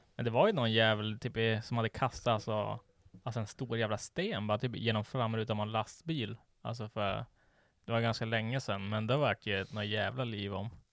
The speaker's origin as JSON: {"language": "Swedish", "country": "Sweden", "said": "vi är svenskar"}